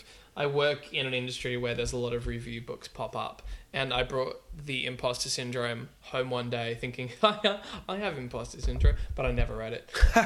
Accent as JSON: {"language": "English", "town": "Whangarei", "region": "Northland", "country": "New Zealand", "tie": "born or raised there", "moved": "yes", "said": "I grew up a lot in New Zealand."}